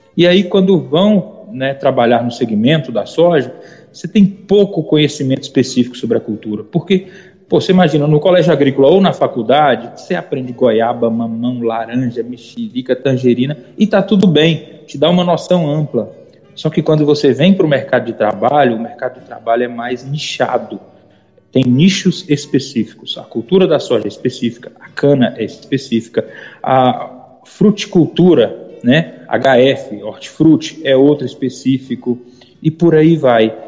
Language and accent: Portuguese; Almenara, Minas Gerais, Brazil; moved away as an adult; also born or lived in Maranhão; eu sou mineiro, de uma cidadezinha chamada Almenara, bem no norte de Minas